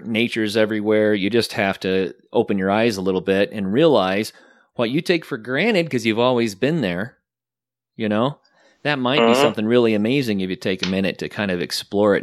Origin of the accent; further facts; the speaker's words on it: northeastern Oklahoma, United States; moved away as an adult; also born or lived in Colorado; I grew up in Oklahoma, northeastern Oklahoma, green country